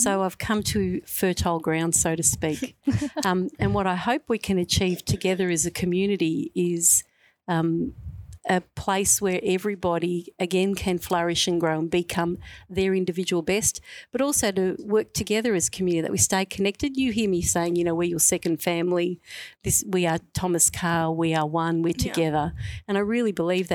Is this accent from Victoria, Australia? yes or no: yes; Melbourne, Victoria, Australia; I'm a Westie, so I'm a Western Suburbs girl through and through. I grew up first in West Footscray, and then I went to Brooklyn, and then we went to Sunshine